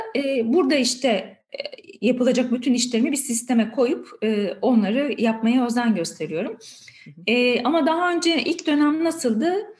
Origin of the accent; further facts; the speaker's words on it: Edirne, Turkey; moved away as an adult; now in Istanbul, Turkey; Aslında Edirneliyim.